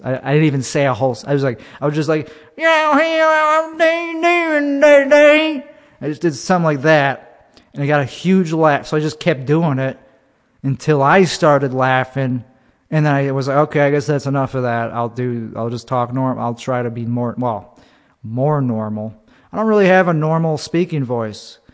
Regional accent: Buffalo Grove, Illinois, United States; Buffalo Grove

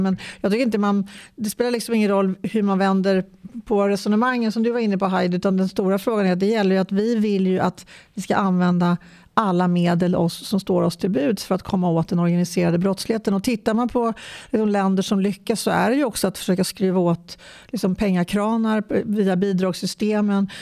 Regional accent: Stockholm County, Sweden; kommer från Stockholms län

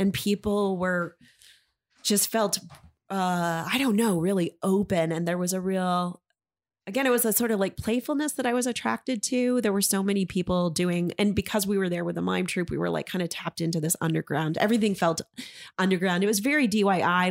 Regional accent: Maine, United States; also born or lived in San Francisco; I grew up in Maine and grew up right here

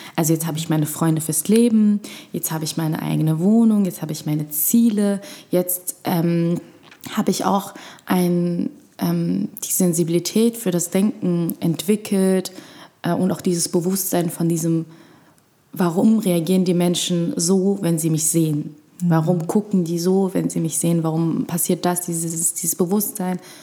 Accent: Berlin, Germany; also born or lived in Egypt; Erstmal in Moabit mhm. und dann ähm, während der sechsten Klasse gab es einen, einen, einen Umzug sozusagen und dann äh, war es dann seit der sechsten Klasse in Schöneberg

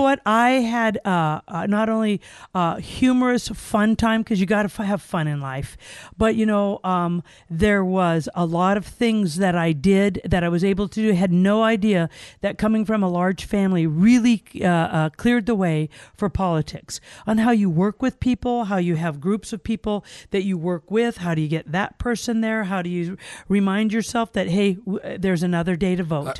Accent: Gakona, Alaska, United States; also born or lived in Cordova, Alaska; I was raised in the Glen Allen, Gokana area

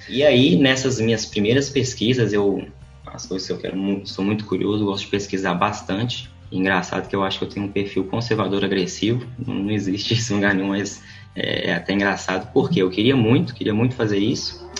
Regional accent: Viçosa, Minas Gerais, Brazil; moved away as an adult; also born or lived in São Luís; now in Belo Horizonte, Brazil; Voltei para o interior, em Viçosa, onde que eu fui criado, cresci, estudei

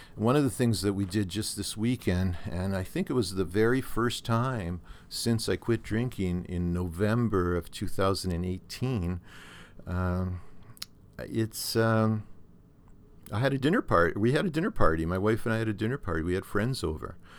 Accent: Thunder Bay, Ontario, Canada; now in Norfolk County, Canada; my hometown of Thunder Bay up on, uh, the North Shore Lake Superior

